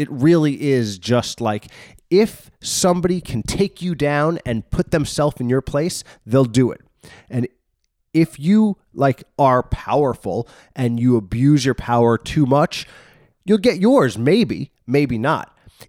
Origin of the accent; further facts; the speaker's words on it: New York, United States; born there; I was born in New York